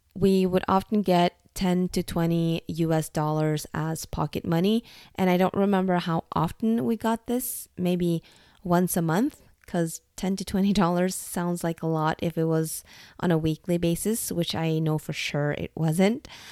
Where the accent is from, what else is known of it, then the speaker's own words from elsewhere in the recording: Norway; moved away as an adult; also born or lived in Dublin, Ireland; The moment I moved from Norway to Ireland to work for Google was also the moment I actually moved out from my parents' house